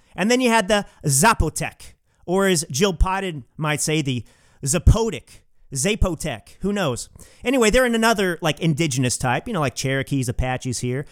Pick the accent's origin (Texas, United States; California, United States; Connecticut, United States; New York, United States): Texas, United States; I'm a Texan